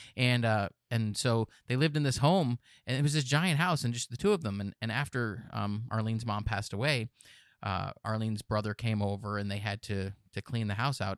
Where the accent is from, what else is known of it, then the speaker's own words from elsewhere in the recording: Pennsylvania, United States; moved away; I grew up in Pennsylvania